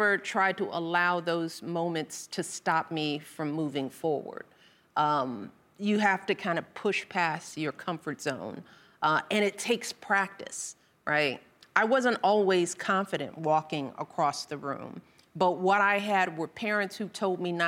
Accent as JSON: {"language": "English", "town": "Chicago", "region": "Illinois", "country": "United States", "tie": "born or raised there", "said": "I was raised on the South Side of Chicago"}